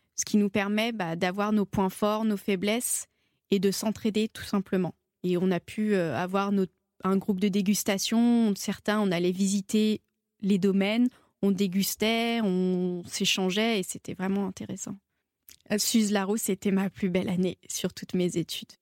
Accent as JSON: {"language": "French", "town": "Saint-Étienne", "region": "Auvergne-Rhône-Alpes", "country": "France", "said": "Donc je suis stéphanoise, je viens de Saint-Étienne"}